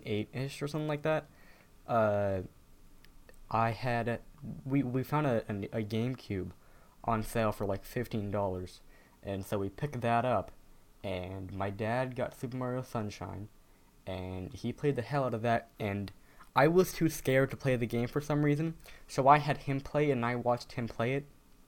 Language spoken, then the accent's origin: English; New Hampshire, United States; also born or lived in Massachusetts; I moved from Massachusetts up to New Hampshire in the summer between first and second grade. And then when we moved up here